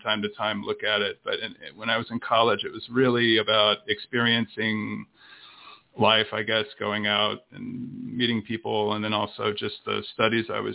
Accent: Tennessee, United States; also born or lived in Miami, Florida / Birmingham, Alabama; we eventually moved to Tennessee, which is where I grew up

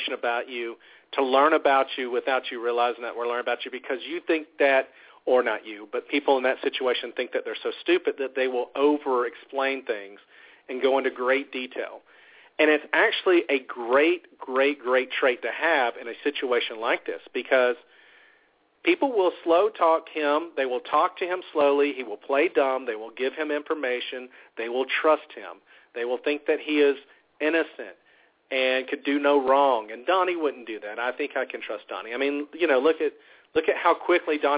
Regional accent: the South, United States; accent: Southern; moved away; also born or lived in Ohio; I am from the South, born and raised here

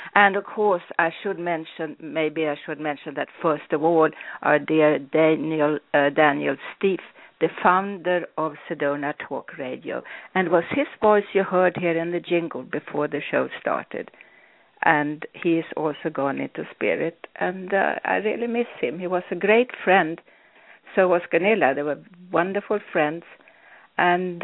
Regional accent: Sweden; I was born in Sweden

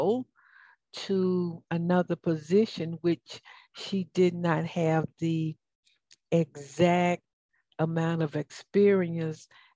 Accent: the South, United States; accent: southern; now in Atlanta, United States; my southern accent.

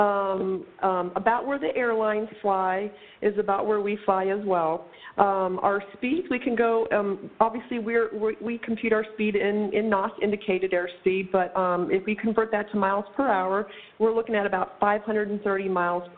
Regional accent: North Platte, Nebraska, United States; I spent my years out at Lake Maloney, just south of North Platte, Nebraska

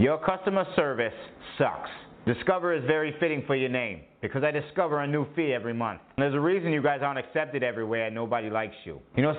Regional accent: Dorchester, Massachusetts, United States; No shit. I grew up in Dorchester.

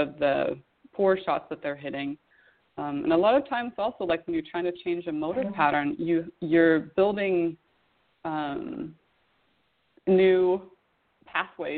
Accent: Sweden; moved away; growing up in Sweden in the wintertime

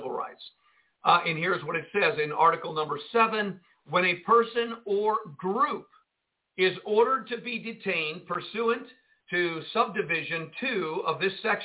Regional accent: Jersey City, New Jersey, United States; I grew up in Jersey City, New Jersey

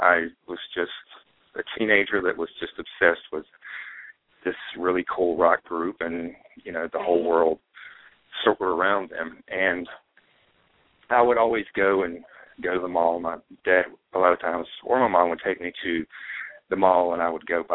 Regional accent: North Carolina, United States; moved away; also born or lived in Los Angeles; I was born and raised in a very small town in North Carolina

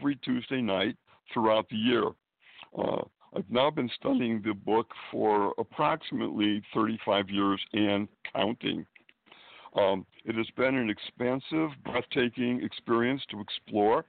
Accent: Springfield, Massachusetts, United States; moved away as an adult; also born or lived in Boston, Massachusetts / Manhattan, New York; now in New York City, United States; I was now live in Manhattan and have been here for many years, but I was born and raised in New England, Springfield, Massachusetts

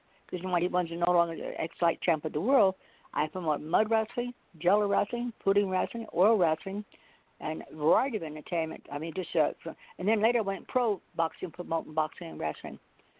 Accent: Carmel, United States; because I used to do that when I was a little girl growing up in Carmel.

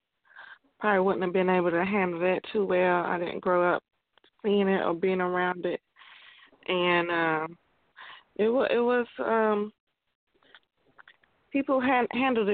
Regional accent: Chicago, Illinois, United States; moved away as an adult; now in Louisville, United States; I was born and raised in Chicago. I left there after I graduated high school in 97

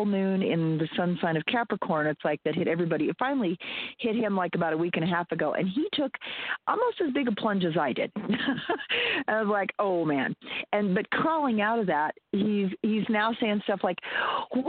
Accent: Wyoming, United States; I grew up in Wyoming

